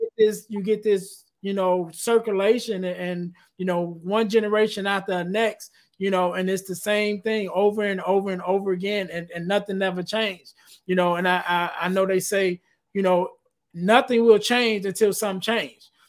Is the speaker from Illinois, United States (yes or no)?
yes; Chicago, Illinois, United States; I'm from Chicago